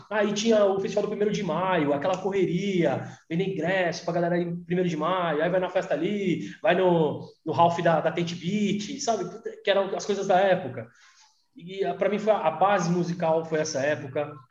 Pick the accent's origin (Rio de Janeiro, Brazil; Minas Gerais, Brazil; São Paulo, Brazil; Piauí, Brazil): São Paulo, Brazil; Mauá; also born or lived in Santo André; É, eu, sou de, morei em Santo André há muito tempo, mas eu sou de Mauá, né, cara? Sou de Mauá, sou do Zaira, inclusive estudou na mesma escola já.